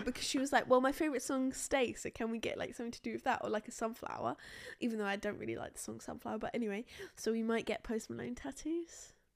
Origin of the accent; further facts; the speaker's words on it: United Kingdom; we're boring British people